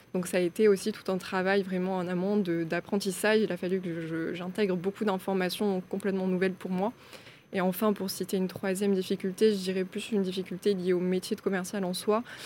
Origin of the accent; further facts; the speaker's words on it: Aveyron, Occitania, France; moved away as an adult; also born or lived in Toulouse; je suis née euh, en Aveyron